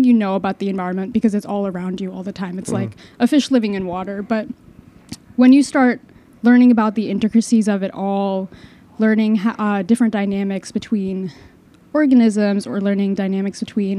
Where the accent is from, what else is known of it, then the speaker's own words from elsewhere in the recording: Long Island, New York, United States; I'm from Long Island